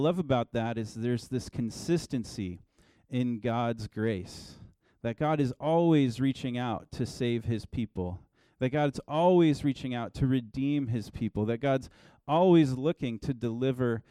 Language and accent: English; Oregon, United States; I'm from Oregon, and I lived about an hour from the coast growing up.